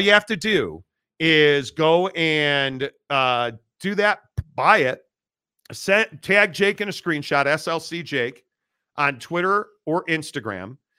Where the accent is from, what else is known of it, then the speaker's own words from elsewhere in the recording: Chicago, Illinois, United States; moved away; I grew up in Chicago